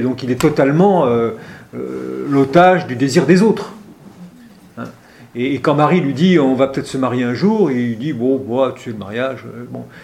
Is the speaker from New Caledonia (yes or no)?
no; Oran, Oran Province, Algeria; moved away; je suis originaire de, d'Algérie